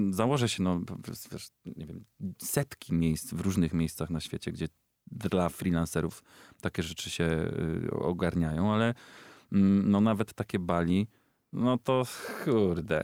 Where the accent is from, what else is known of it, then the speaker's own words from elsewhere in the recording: Ostrów Wielkopolski, Greater Poland, Poland; moved away; do Ostrowa Wielkopolskiego, mojego rodzinnego miasta